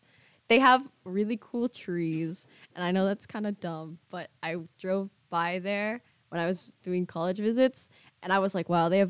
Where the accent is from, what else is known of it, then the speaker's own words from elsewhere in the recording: Madrid, Community of Madrid, Spain; moved away as an adult; now in United States; I was born in the U.S., but I was raised in Spain.